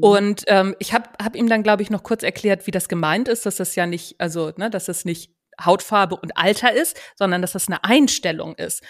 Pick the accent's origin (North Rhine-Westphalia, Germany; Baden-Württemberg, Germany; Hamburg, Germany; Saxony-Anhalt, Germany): Hamburg, Germany; Wie man unschwer erkennen kann, komme ich aus Hamburg. Also, ich komme von Hamburg weg, sagt man hier.